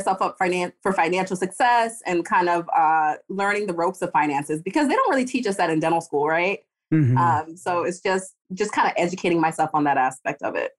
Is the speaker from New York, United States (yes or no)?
yes; New York, United States; now in Florida, United States; I'm from New York, so I'm not a fair gauge.